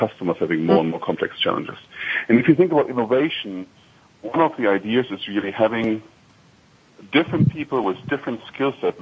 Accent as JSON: {"language": "English", "country": "Germany", "accent": "slight German accent", "second_language": "English", "moved": "yes", "lives_now": "Chicago, United States", "said": "if I would be in Frankfurt, you hear my slight accent, so it's hard for me to hide it"}